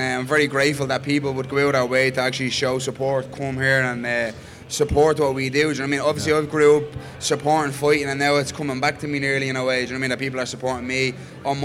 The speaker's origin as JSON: {"language": "English", "country": "Ireland", "said": "being Irish"}